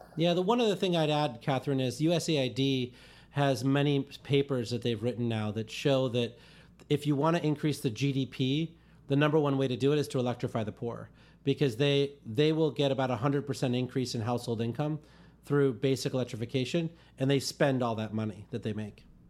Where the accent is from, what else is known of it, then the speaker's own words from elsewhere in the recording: India; I was born in India in one of these towns that didn't have adequate electricity